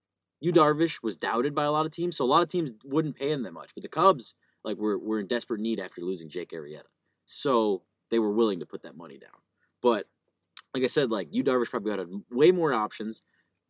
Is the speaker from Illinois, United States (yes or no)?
yes; Chicago, Illinois, United States; as a kid growing up in Chicago